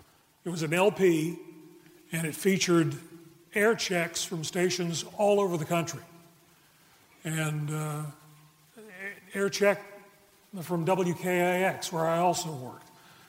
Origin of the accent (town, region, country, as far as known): Charlotte, North Carolina, United States; born or raised there